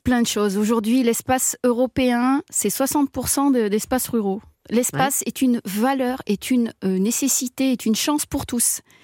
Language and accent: French; Vorey, Auvergne-Rhône-Alpes, France; je suis une rurale, je suis née à Voré